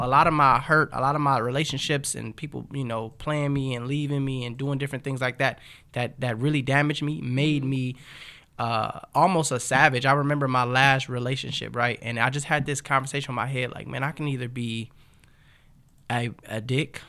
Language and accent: English; Los Angeles, California, United States; also born or lived in Compton / Inglewood; I grew up in um, Watts. Actually, we moved around a different, a couple of different places, but I was born in Compton.